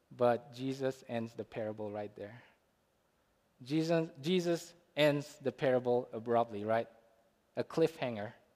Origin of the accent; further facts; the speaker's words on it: India; Growing up in India, I grew up around Muslims